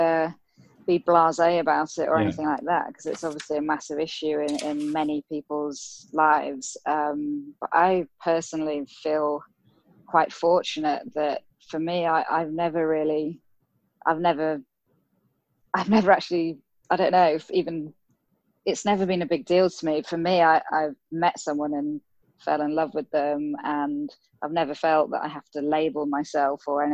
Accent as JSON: {"language": "English", "town": "Harrogate", "region": "Yorkshire and the Humber", "country": "United Kingdom", "tie": "born or raised there", "said": "locally in my hometown in Harrogate in Yorkshire"}